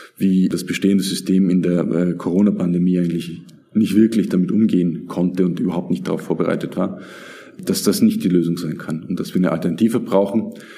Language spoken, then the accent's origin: German; south of Graz, Styria, Austria; also born or lived in Vienna / Turkey; now in Graz, Austria; ich bin schon in, in Graz geboren und im Süden von Graz in einer kleinen Stadt, kleinem Dorf aufgewachsen